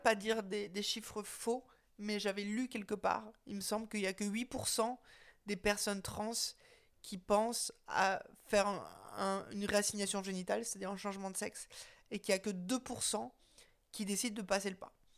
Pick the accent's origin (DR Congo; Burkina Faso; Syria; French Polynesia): French Polynesia; Windward Islands; moved away; je me suis retrouvée à Tahiti, là où j'ai grandi